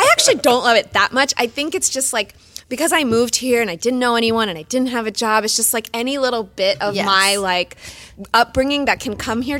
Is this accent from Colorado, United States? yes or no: no; New Jersey, United States; I'm from New Jersey.